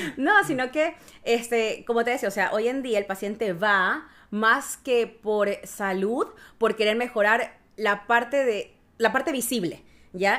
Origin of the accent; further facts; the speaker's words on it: Ecuador; moved away as an adult; now in Chile; soy de Ecuador, eh, ya llevo dos años viviendo acá en Chile